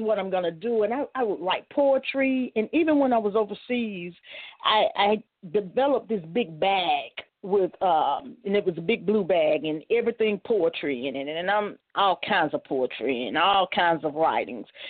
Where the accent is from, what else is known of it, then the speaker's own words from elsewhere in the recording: Shreveport, Louisiana, United States; I grew up in Shreveport, Louisiana